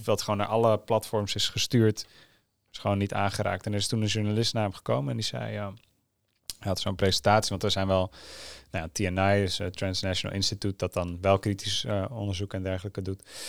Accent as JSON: {"language": "Dutch", "country": "Netherlands", "said": "ik ben een half Nederlands"}